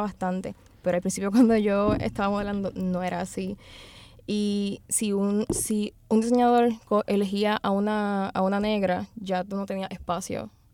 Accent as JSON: {"language": "Spanish", "town": "Loíza", "country": "Puerto Rico", "tie": "born or raised there", "said": "yo pues nací y me crié en Loíza"}